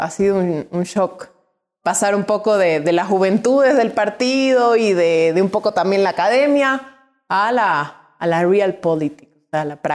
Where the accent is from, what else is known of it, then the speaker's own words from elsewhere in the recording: Quito, Pichincha, Ecuador; born there; also born or lived in Guayaquil / Cuenca; Yo soy nacida en Quito, vivida en Guayaquil